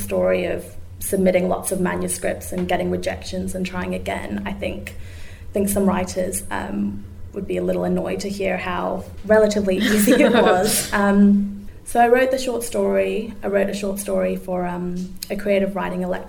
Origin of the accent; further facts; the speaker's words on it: Zimbabwe; also born or lived in Melbourne, Australia; now in Australia; reflecting back on my experiences in Zimbabwe, like I learned Shona growing up. We used to sing the national anthem in Shona almost every day at school